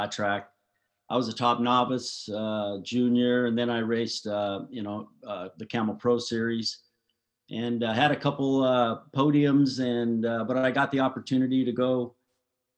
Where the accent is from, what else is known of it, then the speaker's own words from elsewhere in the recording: Southern California, United States; I grew up in Southern California